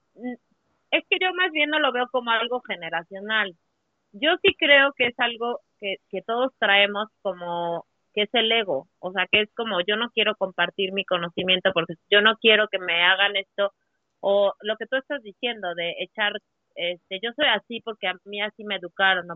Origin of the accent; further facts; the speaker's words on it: Puebla, Mexico; Yo soy de Puebla